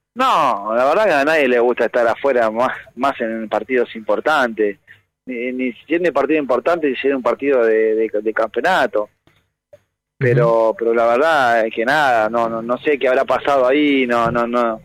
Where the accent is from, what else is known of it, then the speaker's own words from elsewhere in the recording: Buenos Aires, Argentina; Yo soy hincha de Platense desde chiquito porque nací en Saavedra